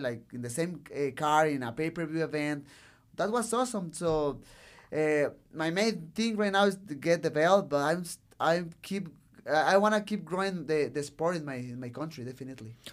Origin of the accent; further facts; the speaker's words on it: Tijuana, Baja California, Mexico; English is a second language; I love Tijuana. I love my city.